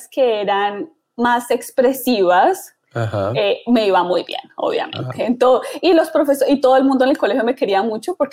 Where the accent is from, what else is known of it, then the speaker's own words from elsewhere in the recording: Bogotá, Colombia; now in United States; Soy originalmente de Bogotá, Colombia.